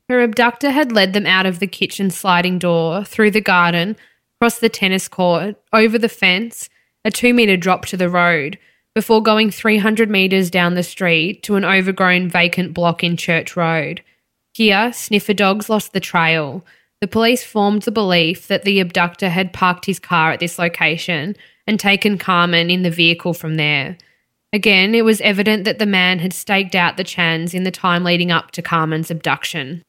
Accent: Melbourne, Victoria, Australia; growing up in Melbourne's East.

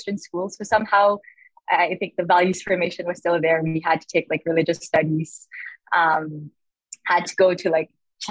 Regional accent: Santa Rosa, Calabarzon, Philippines; I was born and raised in Santa Rosa, Laguna

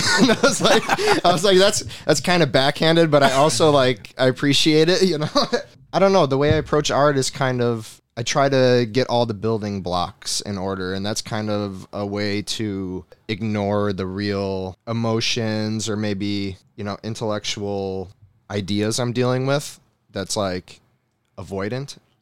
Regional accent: New York, United States; moved away as an adult; I'm back in my mom's house. I'm back in my hometown

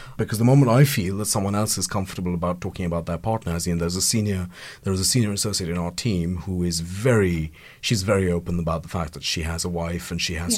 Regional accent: India; now in United Kingdom; I'm an immigrant and I'm Indian

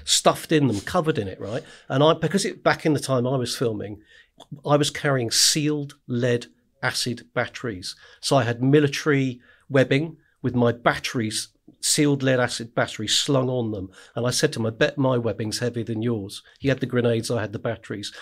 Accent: West Dorset, South West England, United Kingdom; I grew up in the middle of nowhere in West Dorset

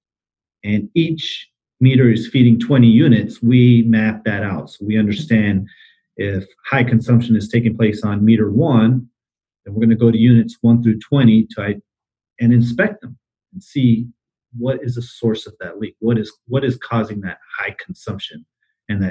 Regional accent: Arizona, United States; now in Dallas, United States; I grew up in Arizona.

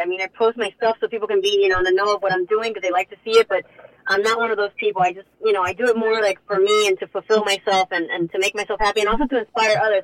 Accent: Hialeah, Florida, United States; moved away as an adult; also born or lived in Coral Gables; I love Hialeah. I love you know the city that I grew up

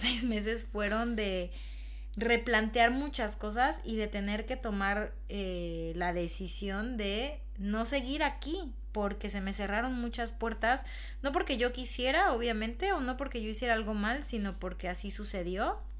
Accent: Mexico; moved away as an adult; now in Madrid, Spain; no puede ser que ya en el país donde yo nací

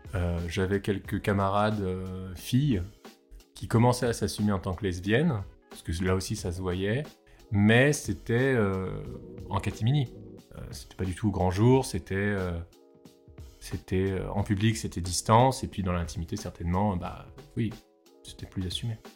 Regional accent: Réunion; Je suis réunionnais, métis indien, blanc.

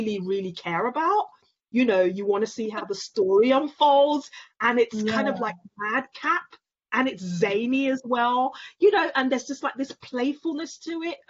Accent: London, United Kingdom; a young Black woman growing up in London, Nigerian, but also British

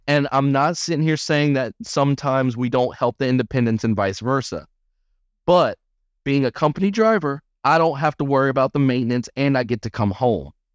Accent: Albany, Georgia, United States; moved away; I didn't ever think that I would get out of my hometown of Albany, Georgia

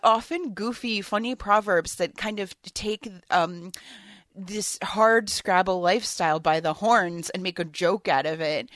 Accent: Hartford, Connecticut, United States; moved away as an adult; also born or lived in New York; now in Rhode Island, United States; I grew up in New England. I come from Hartford, Connecticut

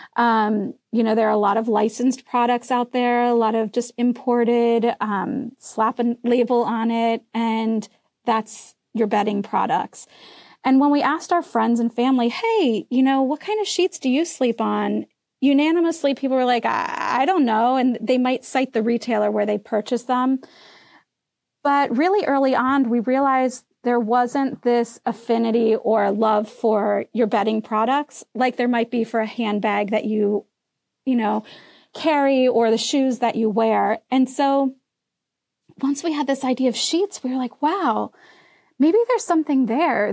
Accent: Midwest, United States; now in Chatham, New Jersey, United States; I'm from the Midwest originally

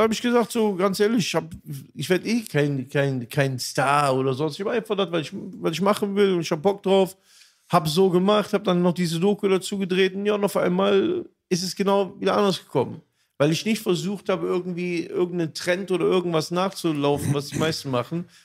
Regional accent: Aachen, North Rhine-Westphalia, Germany; also born or lived in Düsseldorf; Dann bin ich wieder zurück in meine Heimat, wieder Aachen

